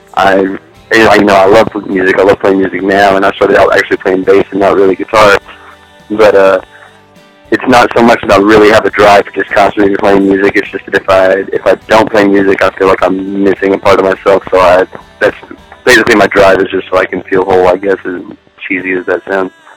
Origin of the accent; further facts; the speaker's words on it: Roby, Texas, United States; also born or lived in Sweetwater, Texas / Levelland, Texas; now in Lubbock, United States; I'm from Roby, Texas. Roby and Sweetwater, actually. I lived in between the two of them, and uh, I always switched schools between the two